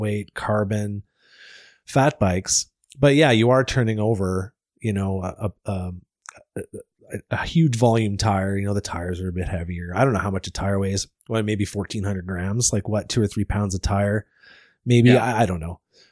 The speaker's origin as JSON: {"language": "English", "town": "Deep River", "region": "Ontario", "country": "Canada", "also_born_or_lived": "Squamish, British Columbia", "moved": "yes", "lives_now": "Invermere, Canada", "said": "I'm originally from Ontario"}